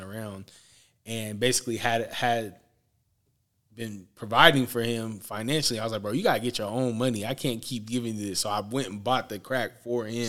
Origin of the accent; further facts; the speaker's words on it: Portland, Oregon, United States; I'm from Portland, Oregon, uh, born and raised